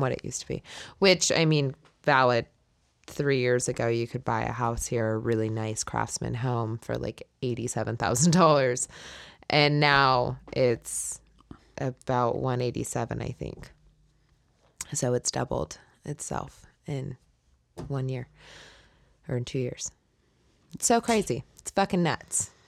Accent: California, United States; moved away as an adult; I was from California

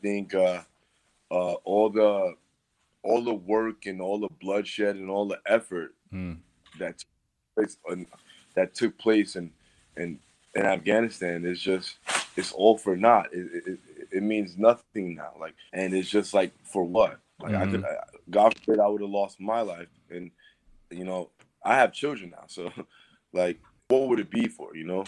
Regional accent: New York City, New York, United States; I'm from Brooklyn, New York.

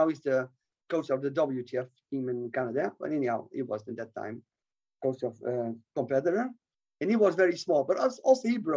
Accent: Netherlands; I come from Holland

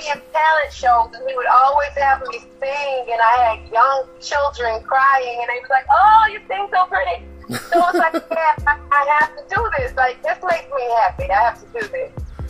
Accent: Atlanta, Georgia, United States; also born or lived in Mobile, Alabama; I was born in Mobile, Alabama, but I was raised in Atlanta, Georgia, where I still reside.

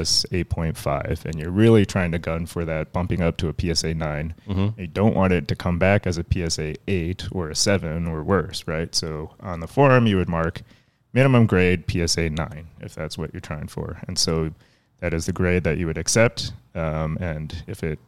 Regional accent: Chicago, Illinois, United States; growing up in Chicago, my parents did not have a lot of money growing up. And so living in the suburbs

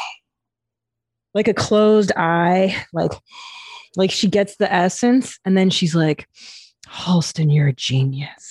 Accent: Los Angeles, California, United States; I grew up in the San Fernando Valley

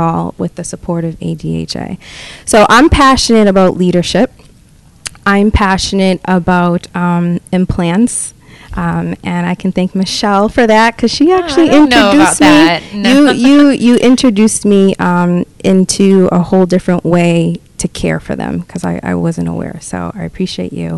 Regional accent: Boston, Massachusetts, United States; I graduated from a vocational school in Wakefield, Massachusetts. I'm from the Boston area.

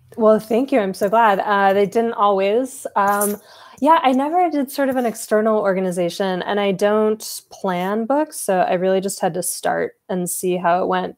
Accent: Southern California, United States; I'm from Southern California

